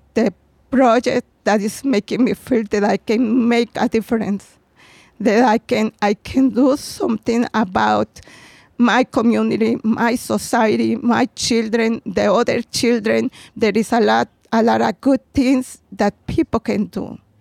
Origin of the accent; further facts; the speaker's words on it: Puebla, Mexico; English is a second language; moved away as an adult; now in Chicago, United States; when I was a girl in, in Mexico. I'm from Puebla